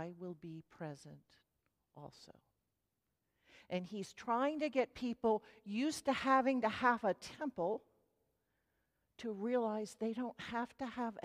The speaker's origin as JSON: {"language": "English", "region": "Maryland", "country": "United States", "tie": "born or raised there", "moved": "yes", "lives_now": "Middle Tennessee, United States", "said": "I grew up in Maryland, and the ground there grew rocks too"}